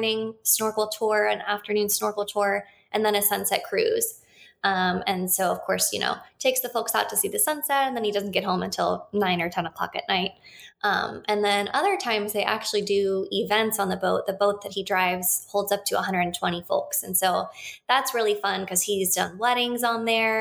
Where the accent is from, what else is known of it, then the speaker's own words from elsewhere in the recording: Ohio, United States; now in Florida, United States; I'm from Ohio